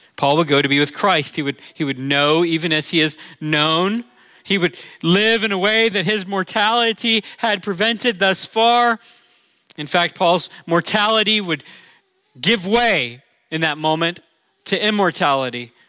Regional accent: Orlando, Florida, United States; moved away; I'm from Orlando

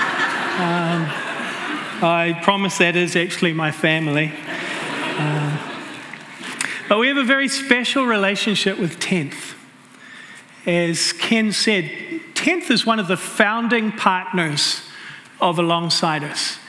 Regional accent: New Zealand; moved away as an adult; also born or lived in Red Deer, Alberta, Canada / Cambodia / Vancouver, Canada; I was born right here in Canada, in Red Deer, Alberta. But I grew up in New Zealand.

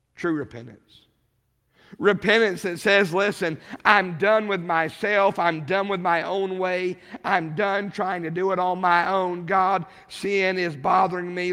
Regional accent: Rawlins, Wyoming, United States; I grew up in Rawlins, Wyoming

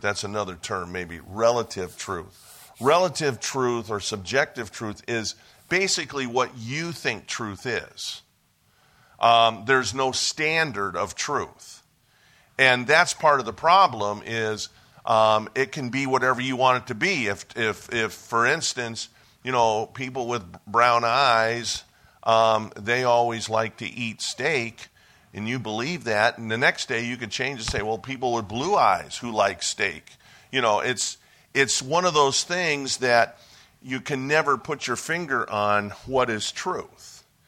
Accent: Cleveland, Ohio, United States; moved away; I was born and raised in Ohio, so I'm a Buckeye by, by birth.

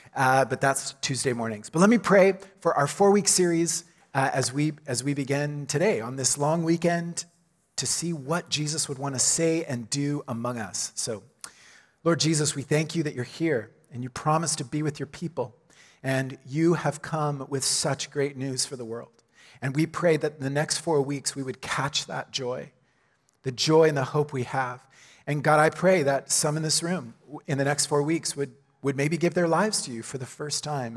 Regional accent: Oklahoma, United States; moved away; my own hometown, right? I'm from Oklahoma

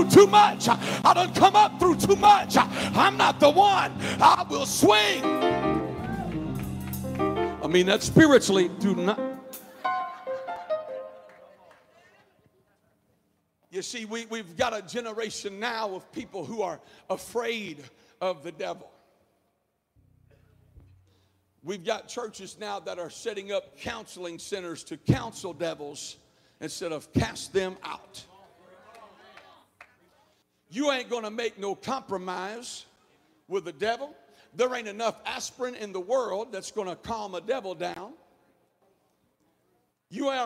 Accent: the South, United States; accent: Southern; I grew up in the South, obviously, from the accent.

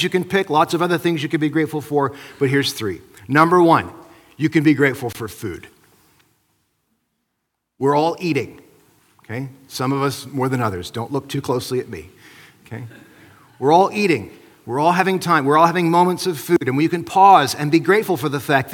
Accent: Midwest, United States; now in British Columbia, Canada; where I grew up in the Midwest

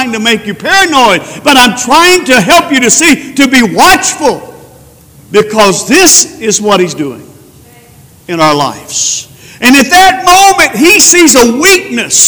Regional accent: Spearman, Texas, United States; I was from Spearman

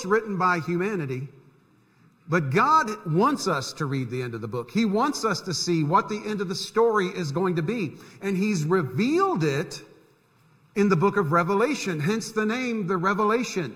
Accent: Central Florida, United States; moved away; When I was growing up in Central Florida, we had snowbirds down there too

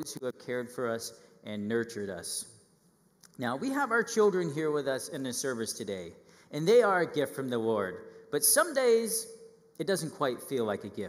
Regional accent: Northern California, United States; I grew up in Northern California

